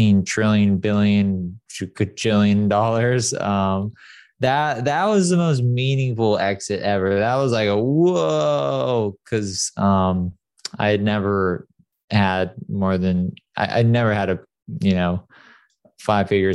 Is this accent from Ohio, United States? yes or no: no; San Clemente, California, United States; also born or lived in Detroit; I grew up pretty poor in a very wealthy area, San Clemente